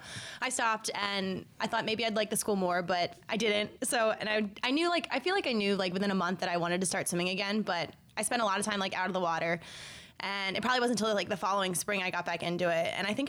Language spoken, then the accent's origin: English; York, Pennsylvania, United States; also born or lived in Dover, Pennsylvania; I'm actually from York. I live in Dover